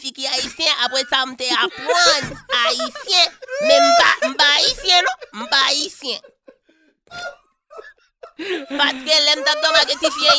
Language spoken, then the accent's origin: English; Miami, Florida, United States; I'm from Miami, Florida.